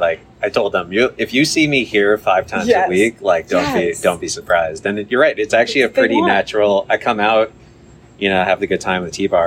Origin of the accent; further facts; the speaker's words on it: Cupertino, California, United States; I grew up in Cupertino, which is a suburb.